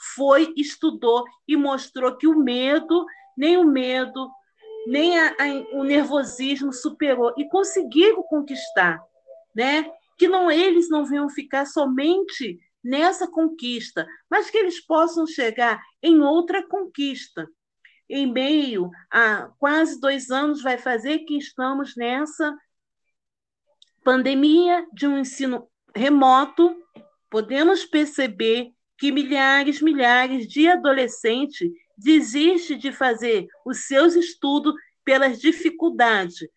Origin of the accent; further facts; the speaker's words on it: Rio de Janeiro, Brazil; nós que somos do Rio de Janeiro